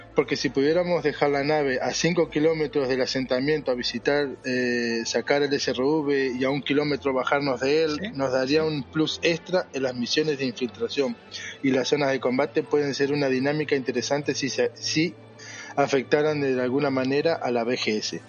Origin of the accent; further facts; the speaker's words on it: Uruguay; No, no soy argentino, soy uruguayo